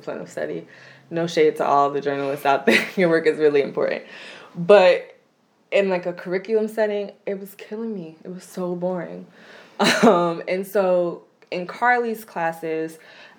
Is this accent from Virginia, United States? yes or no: yes; Hampton Roads, coastal Virginia, United States; I'm from the Hampton Roads area in coastal Virginia